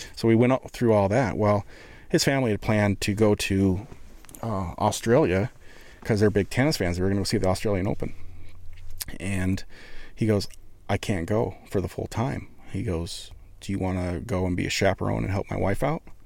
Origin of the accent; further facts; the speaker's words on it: Columbus, Montana, United States; I'm from Montana